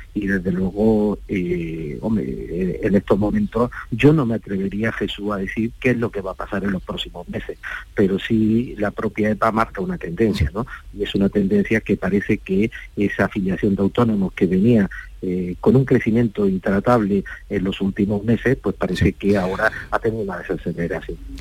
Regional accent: Andalusia, Spain; Yo como andaluz

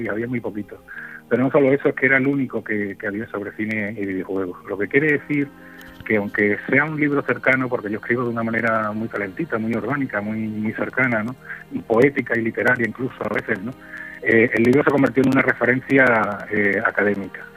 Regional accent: Extremadura, Spain; moved away as an adult; now in Seville, Spain; yo me he llevado 25 años en Extremadura

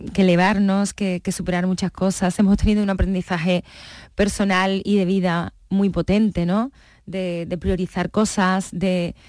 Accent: Coria, Spain; Y menos en Coria. Fíjate, yo para mí, mi pueblo

